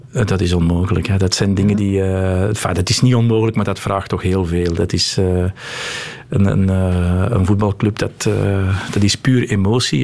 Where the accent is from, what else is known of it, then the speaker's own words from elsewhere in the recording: Antwerp, Flanders, Belgium; also born or lived in London; Geboren en getogen. Ik woon terug in de wijk waar ik ben opgegroeid ook.